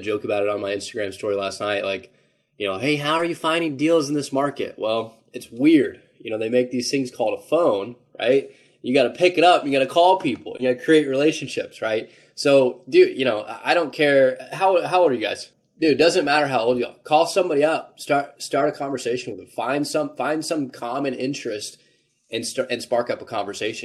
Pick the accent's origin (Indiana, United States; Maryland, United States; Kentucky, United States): Indiana, United States; Indianapolis; born and raised in Indianapolis